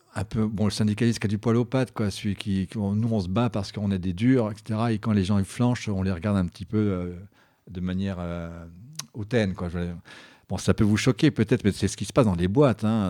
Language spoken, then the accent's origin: French; Belfort, Bourgogne-Franche-Comté, France; je suis de Belfort